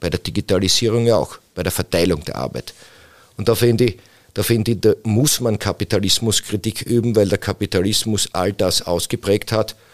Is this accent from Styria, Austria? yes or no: yes; Styria, Austria; Ich komme aus dem Bezirk Mura